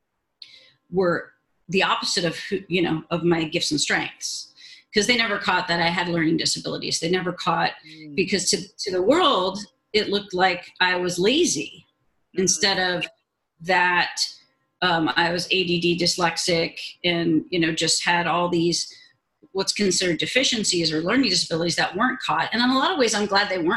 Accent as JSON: {"language": "English", "town": "Los Angeles", "region": "California", "country": "United States", "tie": "born or raised there", "said": "I grew up in Southern California in the Van Nuys area"}